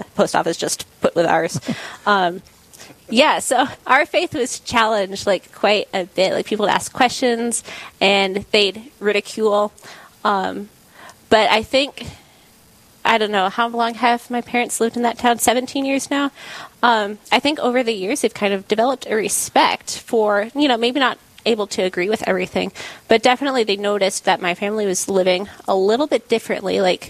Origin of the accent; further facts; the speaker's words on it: South Carolina, United States; So in a town of 297 people, there were 7 Baptist churches on my road.